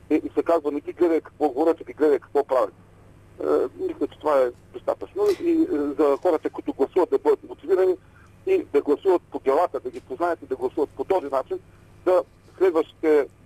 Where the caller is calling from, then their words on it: Ruse, Ruse Province, Bulgaria; от Русе.